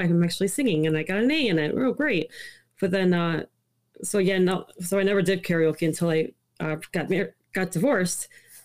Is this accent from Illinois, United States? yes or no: yes; Chicago, Illinois, United States; first language Italian; English is a second language; I grew up in the city of Chicago, and then I moved to the suburbs around 10 years old